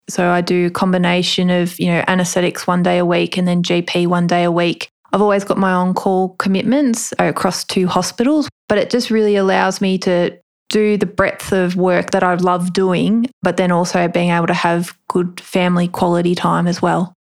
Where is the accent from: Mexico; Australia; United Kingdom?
Australia; Melbourne, Victoria; I'm originally from Melbourne. So just grew up